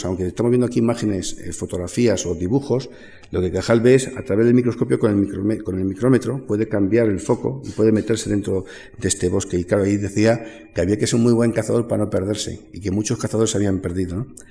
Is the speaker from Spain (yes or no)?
yes; Madrid, Community of Madrid, Spain; somos de Madrid